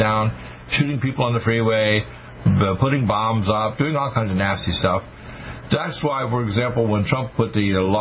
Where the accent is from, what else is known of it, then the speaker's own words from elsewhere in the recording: Wayne County, Michigan, United States; I was born in Wayne County at Providence Hospital